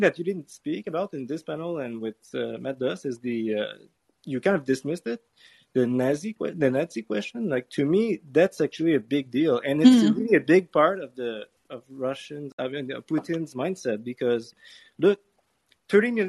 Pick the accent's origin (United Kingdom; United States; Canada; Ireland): Canada; being Canadian